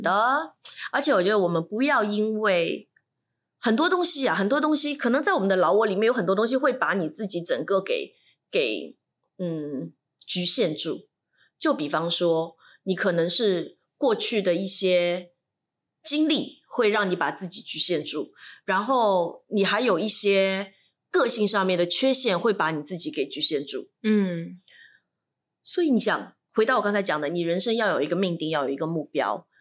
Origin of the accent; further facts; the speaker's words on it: Shanghai, China; 因为你知道我来自上海